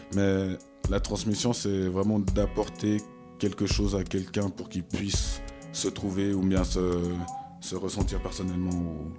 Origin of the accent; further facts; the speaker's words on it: Vevey, Vaud, Switzerland; j'ai grandi à Vevey